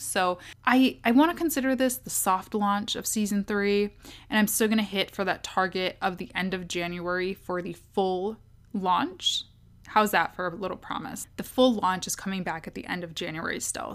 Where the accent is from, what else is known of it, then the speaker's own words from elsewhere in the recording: Kalamazoo, Michigan, United States; moved away as an adult; also born or lived in Washington, D.C. / Ann Arbor, Michigan / Detroit, Michigan; am from Kalamazoo. Um, that's a town in Michigan